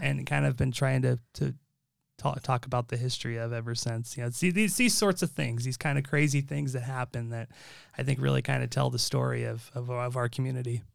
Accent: Sparks, Nevada, United States; my fellow Sparkonians, we are very proud of, of being our own city

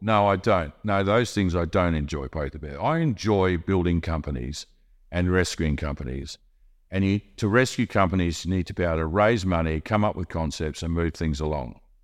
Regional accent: Australia; now in Monaco

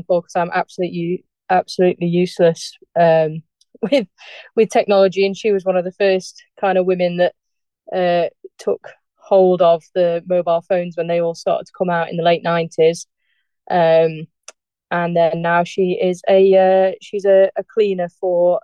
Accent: Darley Dale, East Midlands, United Kingdom; So I was born in Darley Dale, which is a like a cottage hospital that used to be in the Derbyshire Dales

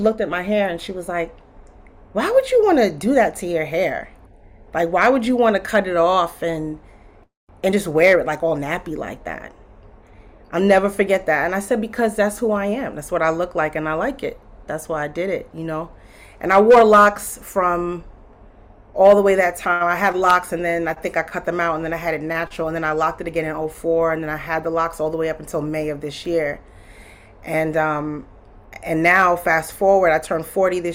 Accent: Long Island, New York, United States; I grew up in Long Island

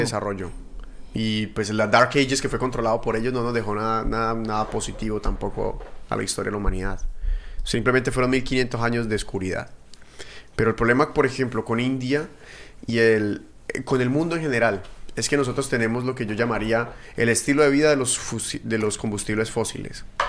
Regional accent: Colombia; Yo soy de ese, de Colombia

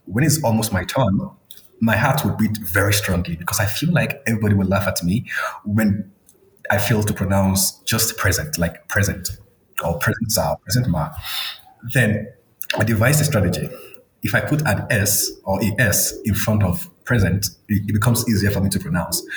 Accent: Akure, Ondo, Nigeria; moved away as an adult; now in South Africa; It, it, was in a city um, in the southwestern part of Nigeria. Um, the city was called, it's currently called Akure in Ondo State.

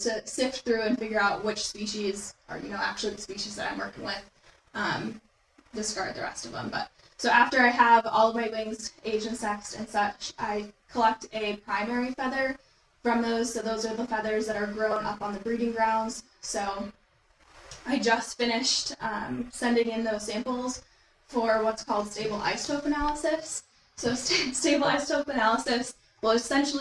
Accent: Michigan, United States; moved away as an adult; now in Louisiana, United States; Michigan. Obviously, it's my home state

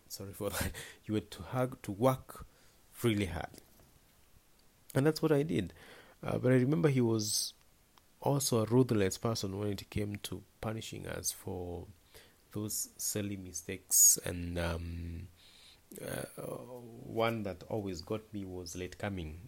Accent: Naivasha, Nakuru County, Kenya; I was born in Naivasha, uh, in a very remote village called Dabibi.

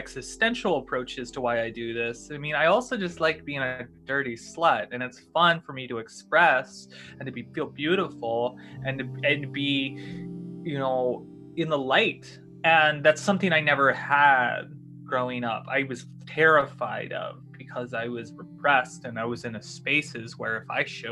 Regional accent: the South, United States; I grew up in the South

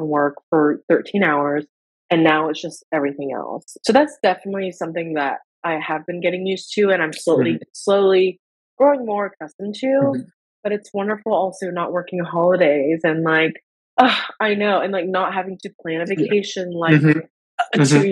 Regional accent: United States; when I was growing up in the States and not having proper health insurance

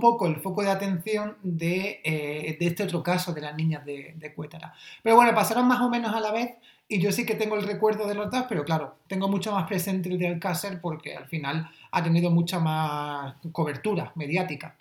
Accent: Almería, Andalusia, Spain; en mi pueblo, que es un pueblo de Almería

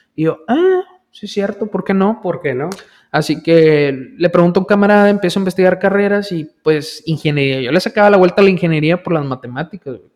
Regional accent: village near Valle Hermoso, Tamaulipas, Mexico; yo viví mayor parte de mi vida en el poblado náhuatl. Ahí nací, ahí, crecí la mayoría de mi, de mi, infancia

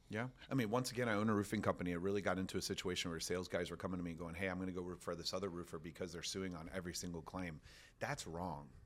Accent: Orlando, Florida, United States; I'm from Orlando, Florida

